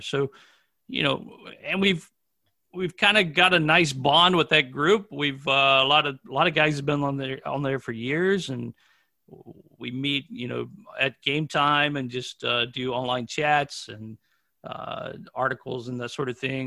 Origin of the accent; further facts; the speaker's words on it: Manassas, Virginia, United States; I'm from Manassas, Virginia, which is very close to Washington, D.C., on the east coast of the United States.